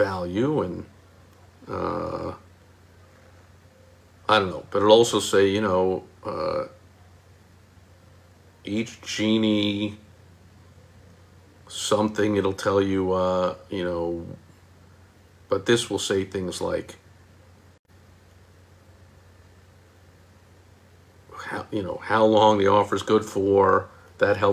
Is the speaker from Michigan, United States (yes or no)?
no; New York, United States; moved away; I am from New York